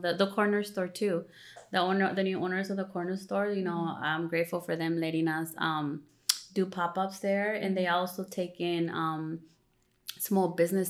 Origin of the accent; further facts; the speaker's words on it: Cuernavaca, Morelos, Mexico; moved away; where I'm from Cuernavaca, Morelos